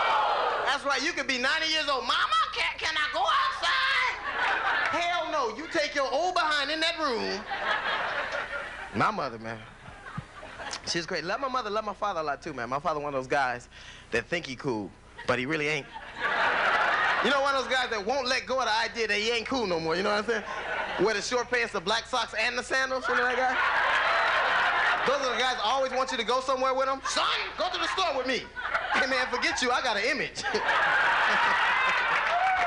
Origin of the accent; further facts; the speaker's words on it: Los Angeles, California, United States; I grew up in Los Angeles in a gang